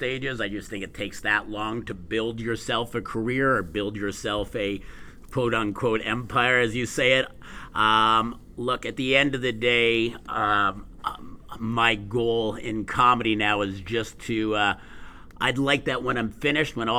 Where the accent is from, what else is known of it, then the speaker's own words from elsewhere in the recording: Montreal, Quebec, Canada; moved away as an adult; now in Edmonton, Canada; born and raised in Montreal